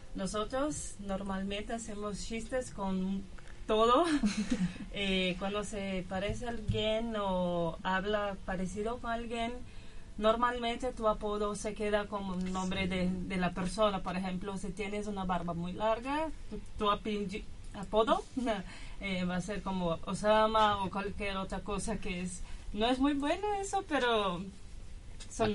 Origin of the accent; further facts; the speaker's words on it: São Paulo, Brazil; Spanish is a second language; moved away as an adult; now in Argentina; de Brasil, São Paulo